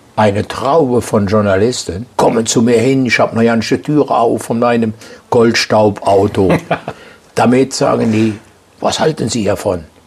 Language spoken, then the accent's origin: German; Aachen, North Rhine-Westphalia, Germany; Ich bin aus Aachen